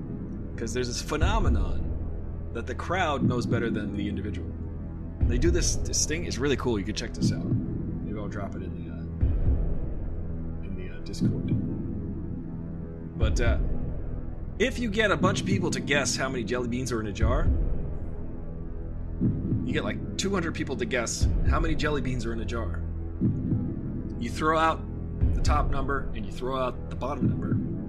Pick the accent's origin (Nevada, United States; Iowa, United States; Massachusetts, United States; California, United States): California, United States; Oakland; I was from Oakland.